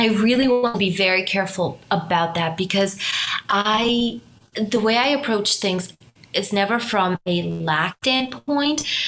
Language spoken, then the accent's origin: English; Romania; moved away; also born or lived in Germany; my background is I'm Romanian. I'm from Romania. I also spent some time in Germany